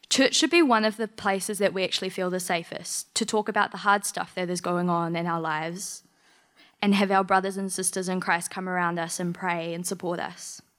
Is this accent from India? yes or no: no; Macedon, Victoria, Australia; born there; Okay, I was originally born in Macedon